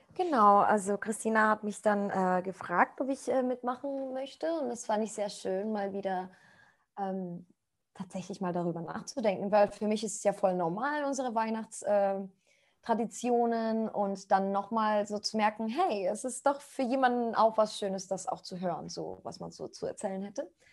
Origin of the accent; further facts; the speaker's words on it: Costa Rica; German is a second language; moved away as an adult; now in Germany; ich komme aus Costa Rica. Ich bin seit sechs Jahren in Deutschland